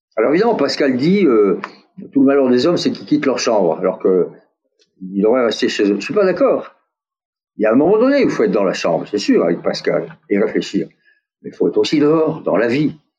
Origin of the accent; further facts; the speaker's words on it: France; accent: French; also born or lived in United States; mon accent français